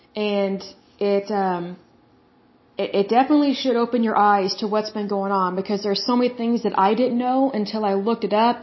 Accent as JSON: {"language": "English", "region": "Oklahoma", "country": "United States", "tie": "born or raised there", "said": "my hometown, Oklahoma"}